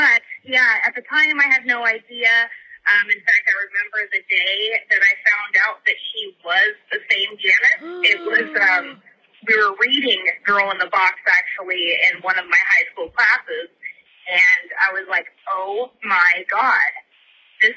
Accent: Chico, California, United States; also born or lived in Paradise, California; now in Oregon, United States; I actually grew up in Chico, California

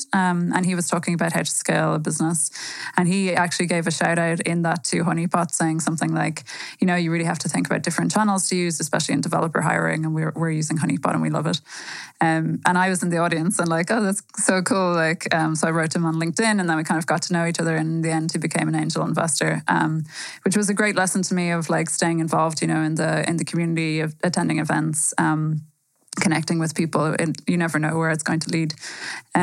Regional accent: Ireland; moved away as an adult; now in Berlin, Germany; I'm from Ireland originally. I moved to Berlin about 7 years ago

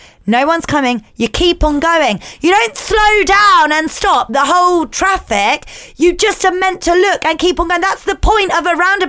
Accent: Milton Keynes, South East England, United Kingdom; now in Cheshunt, United Kingdom; I grew up in Milton Keynes. I learnt to drive in Milton Keynes, home of the roundabout.

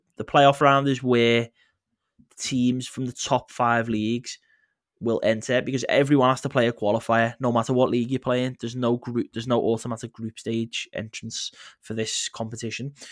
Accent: England, United Kingdom; as an English person

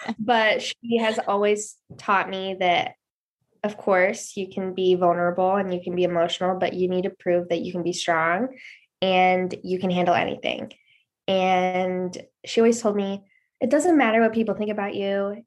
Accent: Cleveland, Ohio, United States; I was born and raised here in Cleveland, Ohio.

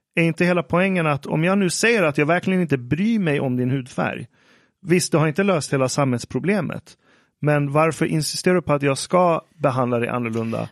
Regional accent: Iran; om jag som iranier går till en nyhetsredaktion

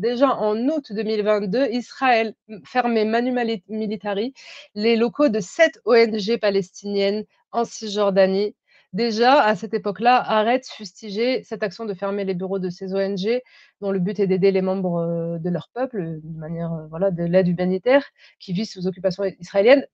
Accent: France; je, suis française

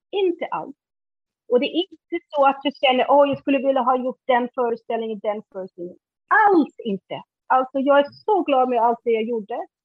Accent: Iceland; Swedish is a second language; now in Sweden; Innan dess när jag var liten på, Island då, då ville jag ha motorcykel men de sa nej till min bror att köra motorcykel.

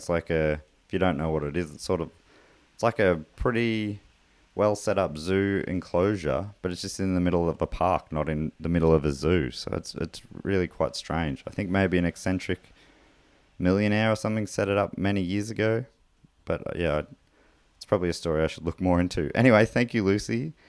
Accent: Launceston, Tasmania, Australia; I grew up in Launceston, so got to see these monkeys fairly often.

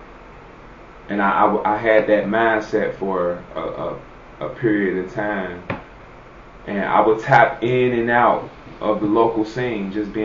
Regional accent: Cincinnati, Ohio, United States; I'm from Cincinnati

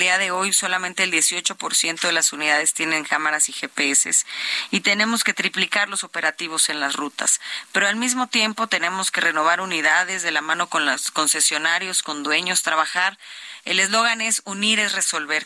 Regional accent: State of Mexico, Mexico; soy hija del Estado de México, nací, crecí, he sufrido el Estado también

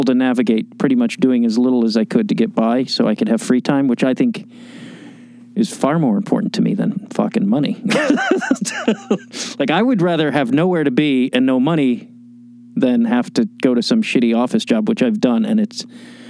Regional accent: Chicago, Illinois, United States; moved away; also born or lived in Wisconsin; I grew up in Chicago

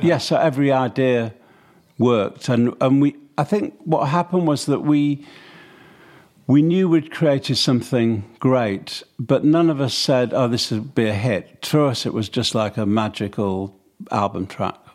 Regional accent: Manchester, North West England, United Kingdom; growing up in Manchester, sort of during my early teens

